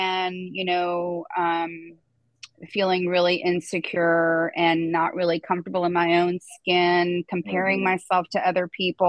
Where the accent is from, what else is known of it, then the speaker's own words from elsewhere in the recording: Florida, United States; also born or lived in New Jersey; I moved from New Jersey to Florida when I was 10